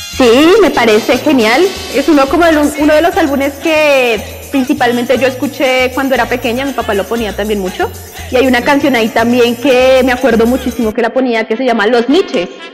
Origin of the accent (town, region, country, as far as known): Colombia